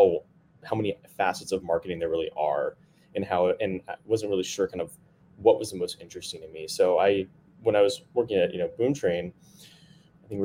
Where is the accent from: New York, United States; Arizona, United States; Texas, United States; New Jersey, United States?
Texas, United States; moved away as an adult; now in Bay Area, United States; So born and raised in Texas, moved to the Bay Area about, I guess, in 2014.